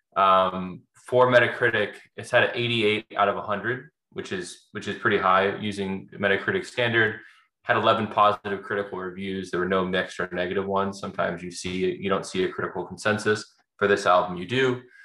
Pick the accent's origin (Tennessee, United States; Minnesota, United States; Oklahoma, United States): Tennessee, United States; Nashville; We're both from Nashville.